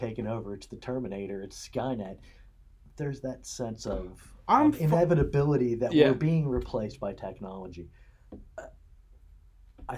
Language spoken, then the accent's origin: English; United States; I'm an American